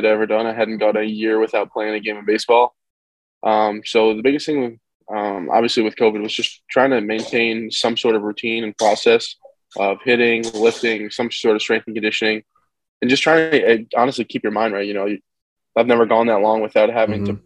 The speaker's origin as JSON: {"language": "English", "area": "Rye Brook", "region": "New York", "country": "United States", "also_born_or_lived": "North Carolina", "said": "I'm from Rybrook, New York"}